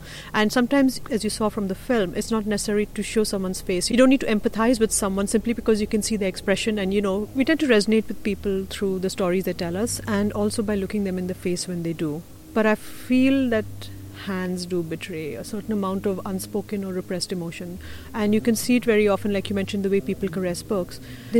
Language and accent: English; India; English is a second language; And since I'm originally from India, and I've grown up in multiple parts of India, but primarily in the north, in the Himalaya mainly, I grew up also very close to the border with Tibet and Nepal